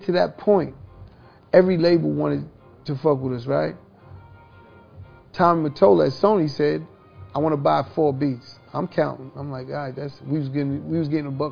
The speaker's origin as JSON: {"language": "English", "town": "New York City", "region": "New York", "country": "United States", "tie": "born or raised there", "said": "growing up in Hollis, Queens"}